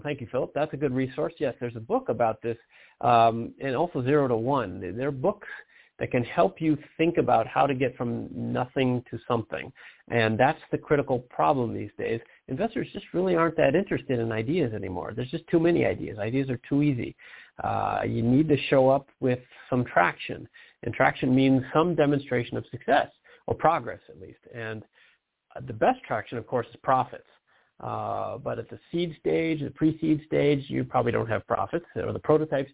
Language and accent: English; Detroit, Michigan, United States; moved away; I'm from Detroit